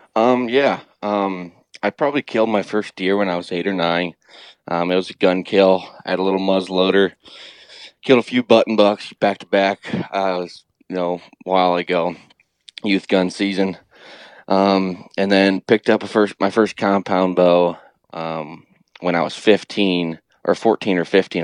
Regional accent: Ohio, United States; I grew up here in Ohio

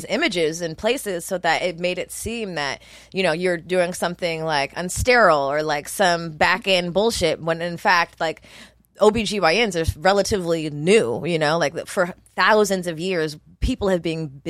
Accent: Montgomery, Alabama, United States; I was born in Montgomery, Alabama.

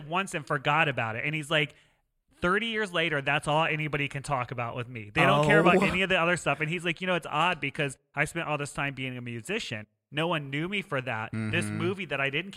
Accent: the South, United States; I grew up in the South

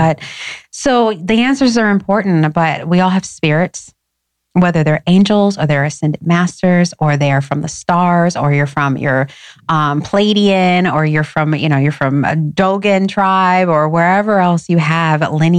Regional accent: Schaumburg, Illinois, United States; also born or lived in Detroit / Inglewood; grew up in a beautiful suburban, you know, Schaumburg, blue ribbon schools.

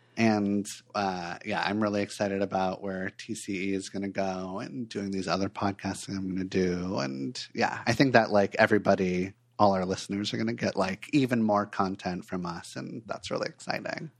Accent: Los Angeles, California, United States; moved away as an adult; also born or lived in Portland, Oregon; I grew up in Los Angeles, and then when I was twenty-four years old, I made a big change and moved to Portland, Oregon

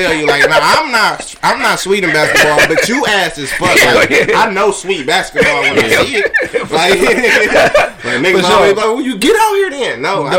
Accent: Detroit, Michigan, United States; I'm from Fenkell, man.

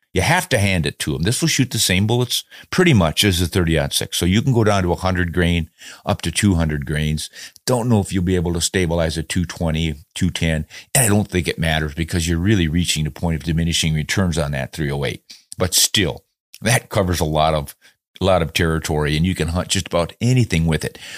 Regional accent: United States; being an American

